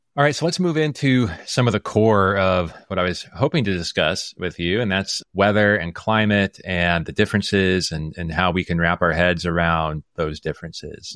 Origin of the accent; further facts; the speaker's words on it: Omaha, Nebraska, United States; I grew up in Omaha, Nebraska